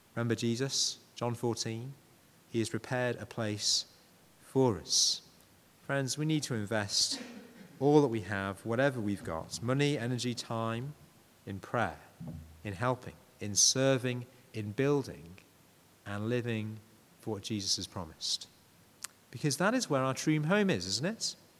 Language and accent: English; Yorkshire and the Humber, United Kingdom; I'm a Yorkshireman